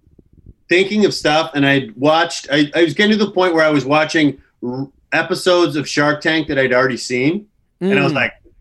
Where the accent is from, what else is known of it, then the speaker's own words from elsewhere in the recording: Canada; moved away as an adult; also born or lived in Vancouver; now in United States; I'm Canadian, but then I'm also kind of American